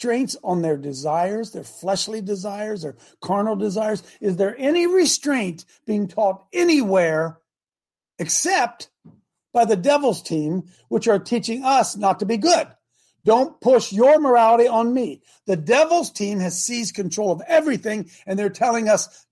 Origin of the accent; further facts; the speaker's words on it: Hebron, Ohio, United States; my hometown of Hebron